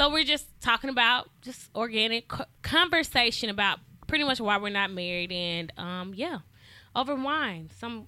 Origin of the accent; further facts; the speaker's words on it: Madison, Mississippi, United States; I am from the Madison, Mississippi.